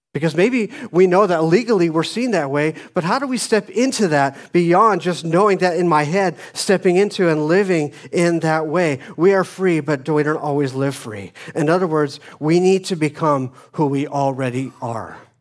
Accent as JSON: {"language": "English", "town": "Phoenix", "region": "Arizona", "country": "United States", "tie": "born or raised there", "moved": "yes", "said": "I grew up in Phoenix, Arizona"}